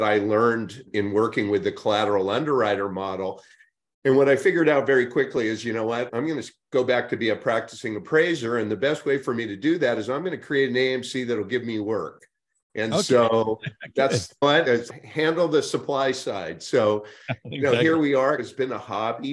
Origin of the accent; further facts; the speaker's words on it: Northern California, United States; my friends that I grew up with in Northern California